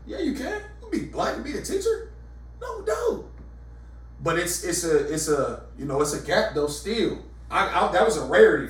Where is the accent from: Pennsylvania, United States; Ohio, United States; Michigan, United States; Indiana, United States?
Ohio, United States; Reynoldsburg; I'm from what is Reynoldsburg, Ohio.